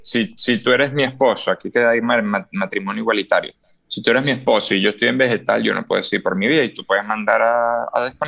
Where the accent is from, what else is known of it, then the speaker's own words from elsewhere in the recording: Venezuela; yo como venezolano